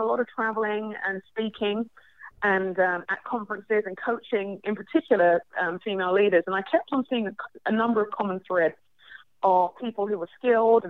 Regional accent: London, United Kingdom; I would introduce myself as a Nigerian Londoner, London born and raised, but Nigerian parents

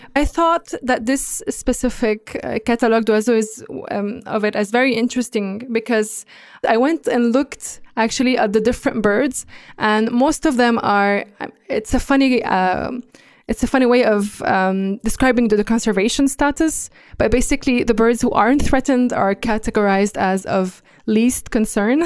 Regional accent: Lebanon; during the Civil War in Lebanon, in my home country

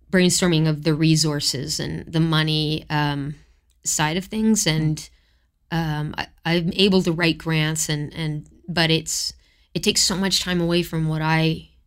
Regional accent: Florida, United States; born there; U.S. citizenship because I was born in Florida.

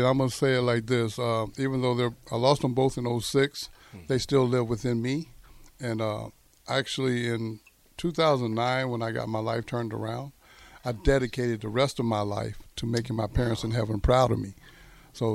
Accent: Greenville, United States; Oh, 25,000. But Greenville was a very unique place. It was a lot of racial tension.

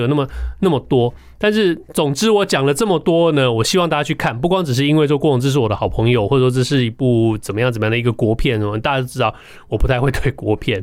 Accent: Taiwan; 我们台湾人

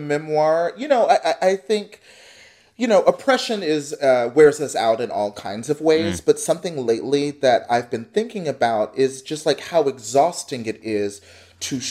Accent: Dallas, Texas, United States; moved away as an adult; now in Columbus, United States; I grew up in Texas. I grew up in the suburbs of North Dallas.

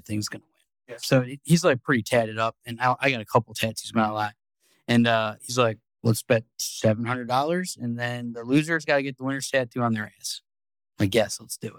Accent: Cleveland, Ohio, United States; I'm from Cleveland

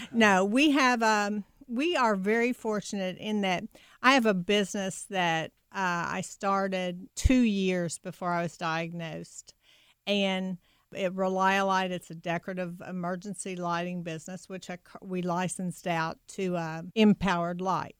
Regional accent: Kentucky, United States; now in Louisville, United States; I grew up about twenty miles south of University of Kentucky

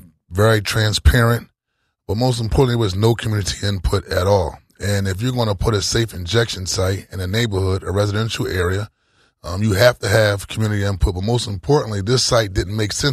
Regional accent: Philadelphia, Pennsylvania, United States; I'm born and raised in South Philly all my life

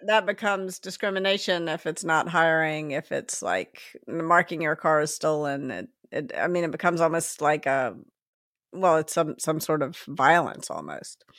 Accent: Memphis, Tennessee, United States; accent: Southern; moved away as an adult; I grew up in, in Memphis in the South and I went to college in the North. And when I got there, I felt stupid all the time because of my Southern accent

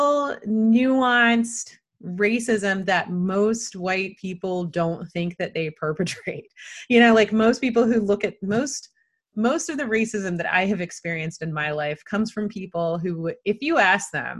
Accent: Durham, North Carolina, United States; Allie and I are both from Durham.

